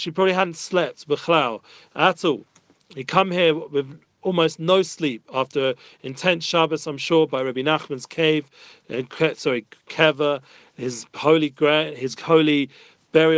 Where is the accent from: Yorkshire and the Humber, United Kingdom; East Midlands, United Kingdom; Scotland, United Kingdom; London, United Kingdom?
London, United Kingdom; moved away as an adult; now in Israel; As young teenagers growing up in North London